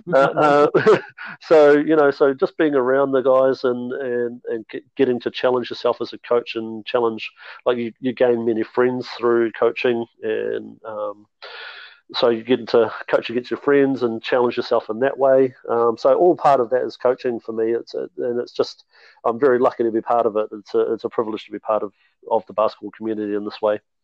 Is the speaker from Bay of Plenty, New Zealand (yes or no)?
yes; Mount Maunganui, Bay of Plenty, New Zealand; moved away as an adult; also born or lived in Hamilton / Auckland; now in Southland, New Zealand; originally I'm a Mount Maunganui boy. Um, so I grew up in Mount Maunganui